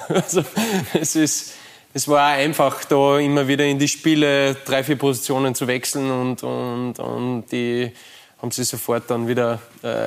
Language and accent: German; Austria; man hat das natürlich von außen nur äh, als Österreicher mitverfolgt in der deutschen Bundesliga.